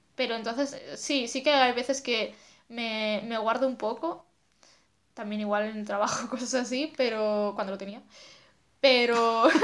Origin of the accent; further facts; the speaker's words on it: Asturias, Spain; moved away as an adult; now in Madrid, Spain; soy de Asturias y vivo en Madrid desde hace, pues no sé si tres años ya